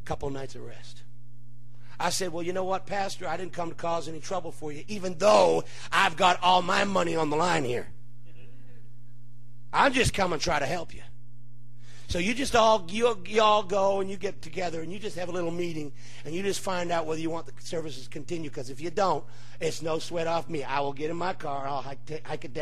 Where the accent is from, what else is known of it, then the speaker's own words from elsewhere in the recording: Hamilton, Ontario, Canada; I was born in Hamilton, Ontario. I am a Canadian